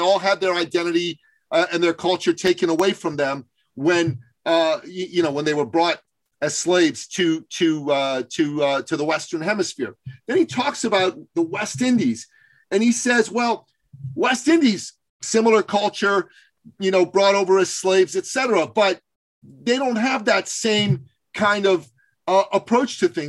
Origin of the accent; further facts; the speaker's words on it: Iran; now in Canada; I'm originally from Iran. I've lived in Canada